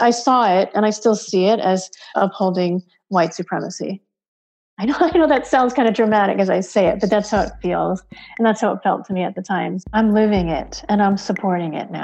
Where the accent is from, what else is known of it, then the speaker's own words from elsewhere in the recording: Connecticut, United States; moved away; also born or lived in Bay Area, California; I grew up in Connecticut.